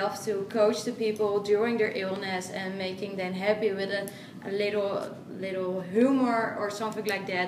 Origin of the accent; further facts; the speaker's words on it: Netherlands; I come from the Netherlands